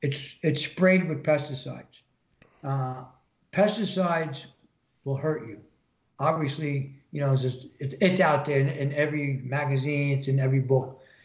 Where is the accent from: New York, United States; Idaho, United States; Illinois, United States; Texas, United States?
New York, United States; I'm from New York. What's more polluted than New York other than Chicago? or California?